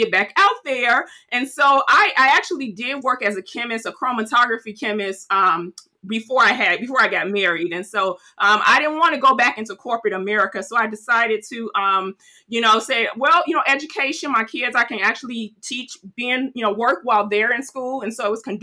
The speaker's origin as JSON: {"language": "English", "town": "Chicago", "region": "Illinois", "country": "United States", "tie": "born or raised there", "also_born_or_lived": "Aurora, Illinois", "said": "Born and raised Chicago, South Side, Chicago"}